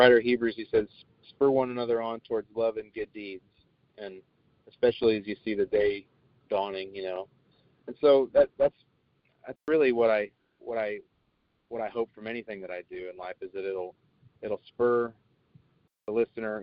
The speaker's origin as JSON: {"language": "English", "town": "Emporia", "region": "Kansas", "country": "United States", "tie": "born or raised there", "also_born_or_lived": "Oregon", "moved": "yes", "lives_now": "Vero Beach, United States", "said": "I was born and raised in Kansas"}